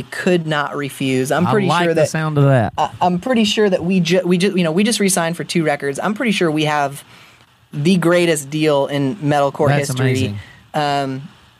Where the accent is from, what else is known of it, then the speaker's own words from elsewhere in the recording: Spokane, Washington, United States; I am from Spokane.